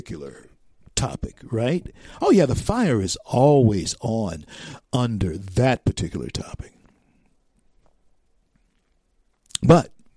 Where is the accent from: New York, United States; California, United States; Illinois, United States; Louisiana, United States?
Louisiana, United States; growing up in Louisiana